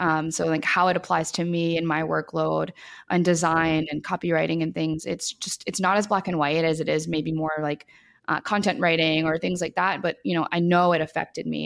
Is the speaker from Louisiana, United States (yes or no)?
yes; New Orleans, Louisiana, United States; moved away; I grew up in New Orleans